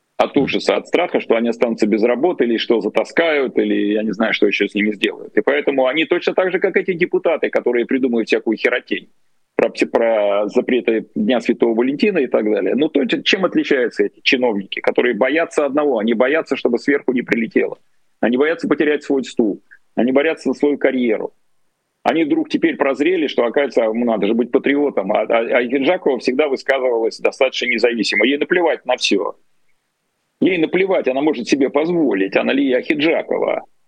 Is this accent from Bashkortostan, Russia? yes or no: no; Saint Petersburg, Russia; я вырос в Ленинграде